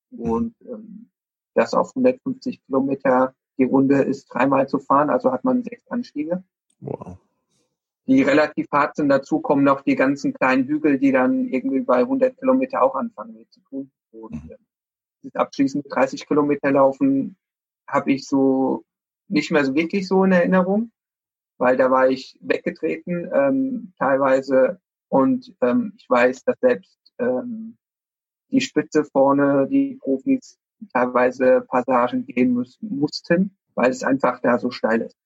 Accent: Rhineland-Palatinate, Germany; moved away as an adult; also born or lived in Mainz / United States; now in Dortmund, Germany; komme äh, ursprünglich aus Rheinland-Pfalz, aus einem 600-Einwohner-Dorf

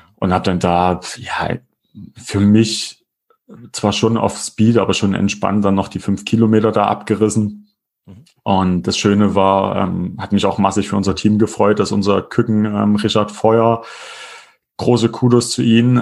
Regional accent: Erfurt, Thuringia, Germany; bei uns in Erfurt

